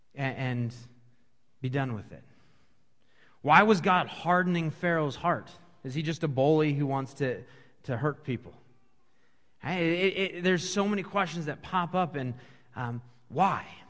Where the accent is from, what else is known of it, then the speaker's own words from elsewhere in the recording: Washington, United States; moved away as an adult; now in Dubuque, United States; I grew up in Washington State, uh, came here to go to college